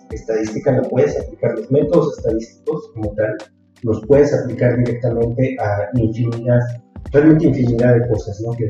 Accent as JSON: {"language": "Spanish", "town": "Texcoco", "region": "State of Mexico", "country": "Mexico", "also_born_or_lived": "Xalapa", "moved": "as an adult", "said": "Yo soy de Texcoco, ya Texcoco, Estado eh, en México. estudiaba en la, Ciudad de México, en efecto, durante todos esos, esos años. Y eh, ya después, para estudiar la maestría, fue que a, a, Jalapa"}